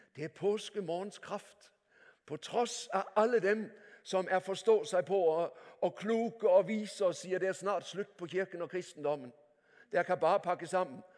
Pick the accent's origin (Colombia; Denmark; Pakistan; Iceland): Denmark; Norwegian is a second language; moved away as an adult; now in Norway; Jeg er ektefødt danske